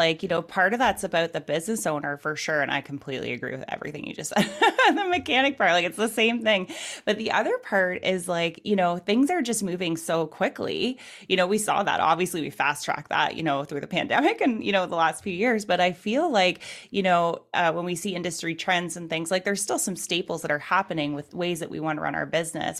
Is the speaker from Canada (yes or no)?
yes; Canada; I'm from Canada